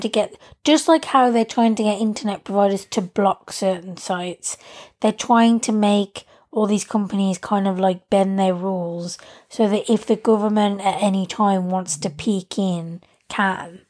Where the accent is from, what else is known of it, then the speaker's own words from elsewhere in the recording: England, United Kingdom; I like being English